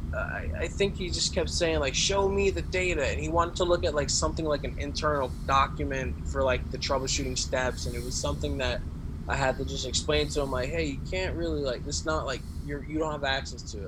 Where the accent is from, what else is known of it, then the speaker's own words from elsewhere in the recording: Carteret, New Jersey, United States; I grew up in Carteret, um, more like North Jersey near like Jersey City, Elizabeth area